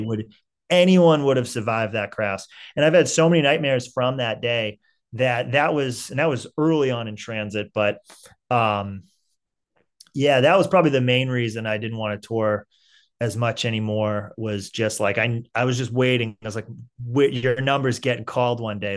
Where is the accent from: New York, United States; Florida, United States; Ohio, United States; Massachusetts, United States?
Massachusetts, United States; Saugus; also born or lived in Salem, Massachusetts; I'm from Saugus